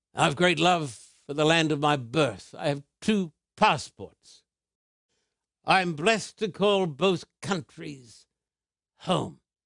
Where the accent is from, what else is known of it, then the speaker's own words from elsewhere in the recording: Australia; I was brought up in Australia